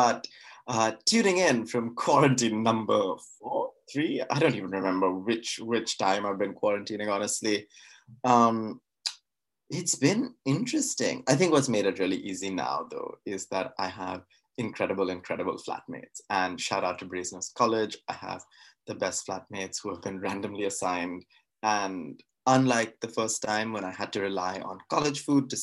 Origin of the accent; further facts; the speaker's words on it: Mumbai, Maharashtra, India; moved away as an adult; also born or lived in New York; now in Oxford, United Kingdom; I was born and brought up in Bombay.